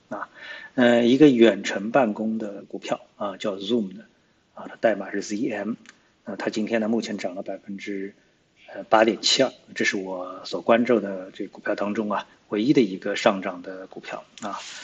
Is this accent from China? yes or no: yes; China; 作为中国人